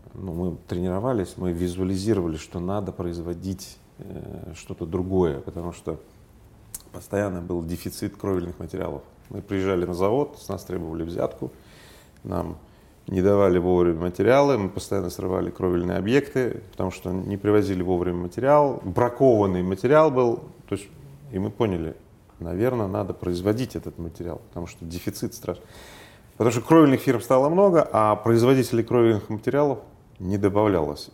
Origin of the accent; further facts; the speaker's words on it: Magnitogorsk, Chelyabinsk Oblast, Russia; moved away; я был на одном из объектов в Магнитогорске, в моем родном городе